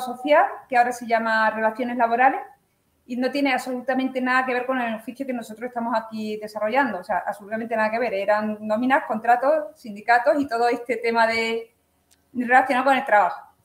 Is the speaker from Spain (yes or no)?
yes; Chiclana de la Frontera, Andalusia, Spain; also born or lived in Campillo, Málaga; now in Orcera, Spain; yo nací en un pueblo de Málaga, en, se llama eh, Campillo, soy de Campillo, y me he criado en Chiclana de la Frontera, en Cádiz